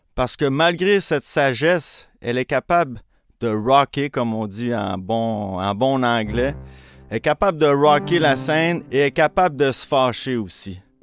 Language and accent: French; Montreal, Quebec, Canada; je suis né à Montréal. Euh, j'ai un frère jumeau. Je suis né dans le quartier à Montréal-Saint-Michel